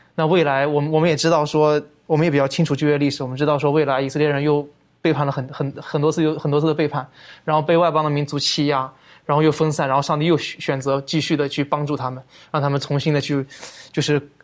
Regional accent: China; 我们中国人说这个破镜难以重圆了

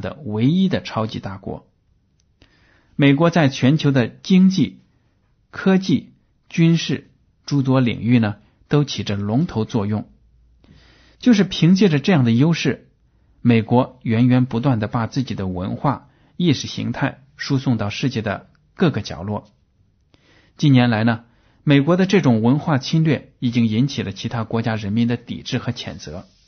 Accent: China; 我们中国人有这样的感受

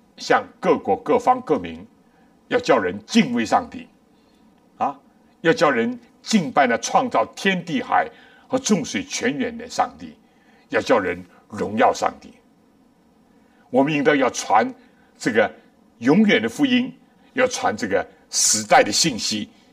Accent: China; 我们中国人

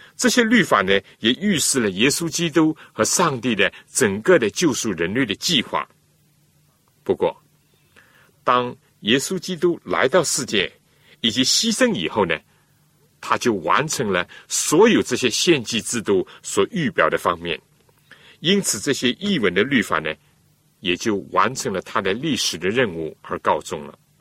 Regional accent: China; 我们中国人

